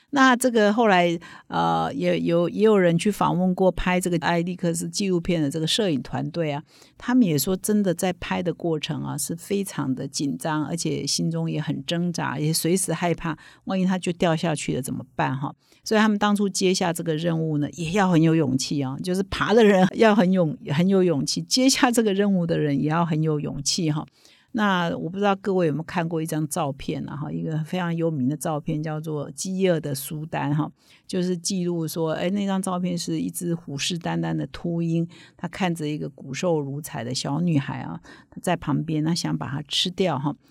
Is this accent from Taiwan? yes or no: yes; Taiwan; 我们台湾人